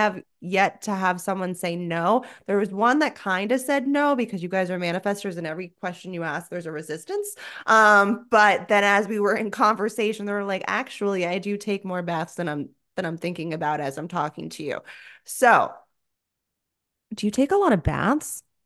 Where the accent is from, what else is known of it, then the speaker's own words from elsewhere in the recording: South Florida, United States; I grew up in South Florida